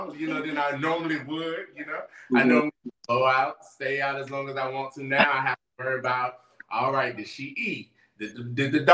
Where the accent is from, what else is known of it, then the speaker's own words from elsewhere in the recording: Pompano Beach, Florida, United States; also born or lived in Fort Lauderdale, Florida; I'm originally from Fort Lauderdale, Florida. Spent the bulk of my life in Pompano